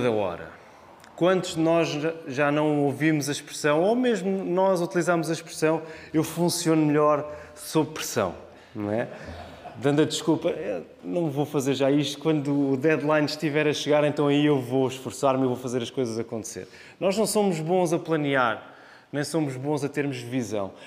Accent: Portugal

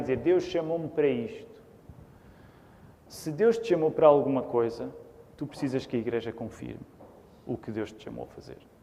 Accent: Portugal; somos portugueses.

